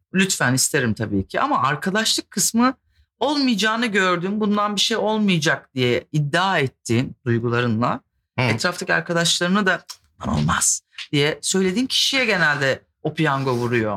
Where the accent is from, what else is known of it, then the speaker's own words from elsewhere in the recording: İzmir, Turkey; Ben İzmirliyim